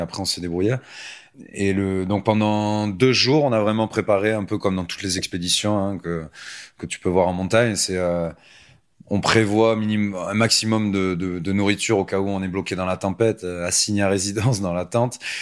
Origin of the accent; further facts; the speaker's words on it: Anglet, Nouvelle-Aquitaine, France; sur la côte de chez moi, au Pays Basque, euh, sur Anglette